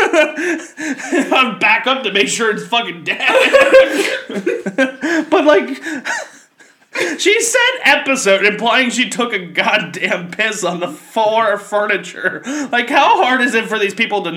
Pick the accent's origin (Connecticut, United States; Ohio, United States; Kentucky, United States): Kentucky, United States; I grew up in Kentucky